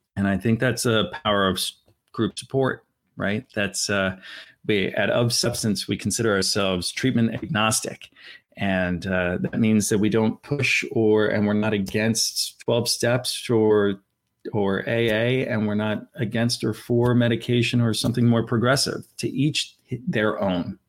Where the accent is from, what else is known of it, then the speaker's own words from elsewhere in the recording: Philadelphia, Pennsylvania, United States; I'm from Center City, Philadelphia